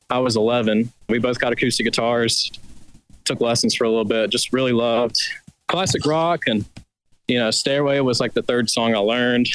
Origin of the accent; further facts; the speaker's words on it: Birmingham, Alabama, United States; I'm from Birmingham